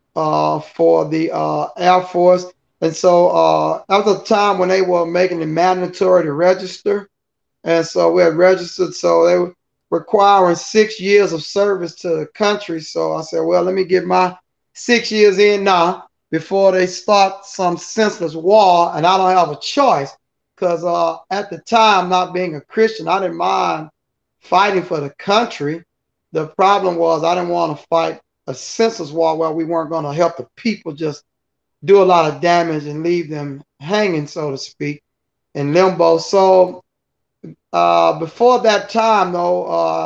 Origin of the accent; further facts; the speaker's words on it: Houston, Texas, United States; I was born in Fifth Ward, Texas, which is, you know, what we call Fifth Ward, Texas, just a community in Houston, Texas. And we moved to the north side. We ended up moving back when I was still young, about maybe 8 years old. So I actually continued growing up there where I was born